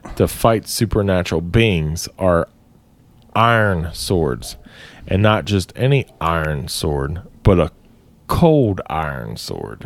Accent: Ireland; as Irish men

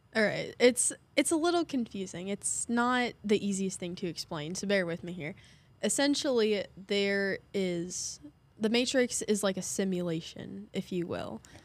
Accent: Hoyleton, Illinois, United States; I'm from Hoyleton

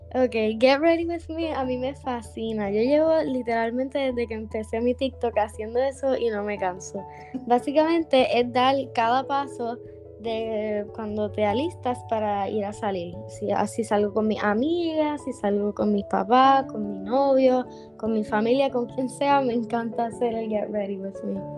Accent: Dorado, Puerto Rico; now in Bayamón, Puerto Rico; me crié en Dorado y hace ocho años vivo en Bayamón

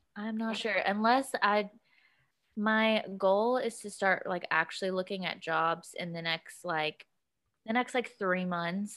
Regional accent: Kentucky, United States; moved away; I'm from Kentucky.

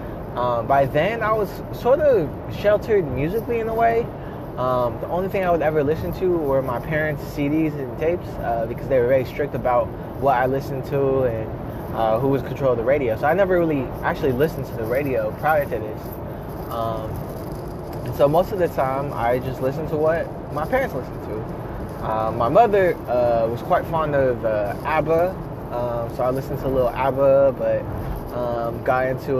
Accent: Pittsburg, California, United States; also born or lived in Philippines; we settled in Pittsburgh, California. And I grew up there and was raised there all my life, up until the point of high school and graduating

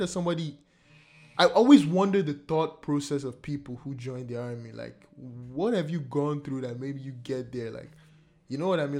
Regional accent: Nigeria; now in Canada; my home country, Nigeria

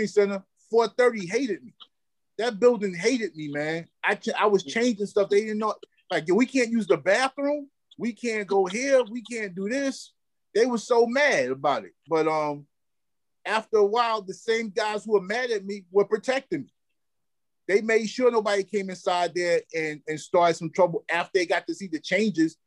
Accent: New York City, New York, United States; I grew up in Cypress Projects.

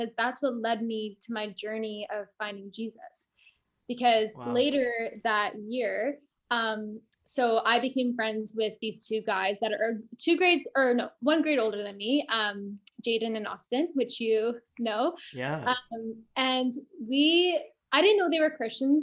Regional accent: Canada; I was born in Canada

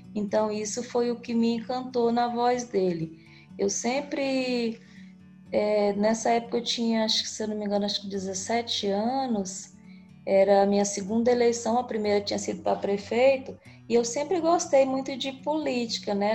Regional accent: interior of Tocantins, Brazil; now in Palmas, Brazil; Moro em Palmas, Tocantins, mas sou do interior do Tocantins. Ah, povoado, nasci num povoadozinho

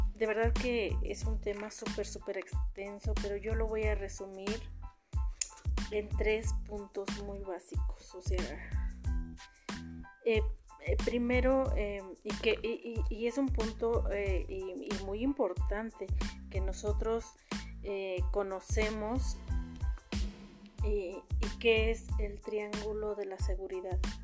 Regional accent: Mexico; somos los mexicanos

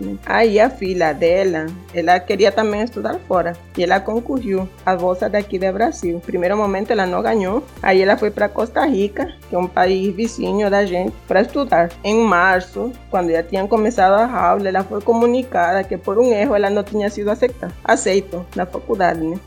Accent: Honduras; Portuguese is a second language; moved away as an adult; now in Brazil; A gente fala espanhol.

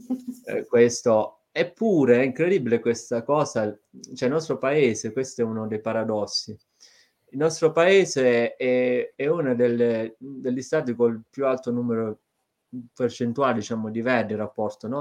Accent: province of Brindisi, Apulia, Italy; moved away as an adult; now in Bologna, Italy; io sia nato in una zona dove eh, di verde magari ce n'è ma non così tanto se cioè non parliamo di foreste, ecco, quindi una zona della provincia di Brindisi mm, nel, nello specifico

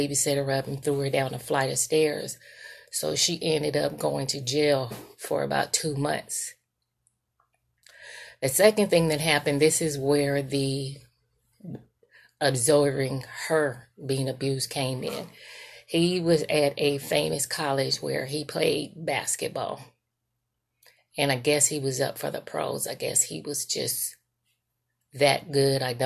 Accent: Sacramento, California, United States; moved away as an adult; also born or lived in San Francisco, California; now in Monroe, Georgia, United States; I currently reside in Monroe, Georgia, but I was raised in Sacramento, California.

